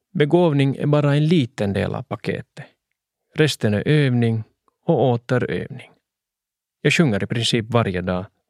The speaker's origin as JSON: {"language": "Swedish", "region": "Swedish-speaking Finland", "country": "Finland", "said": "olika teaterscener hemma i Svenskfinland"}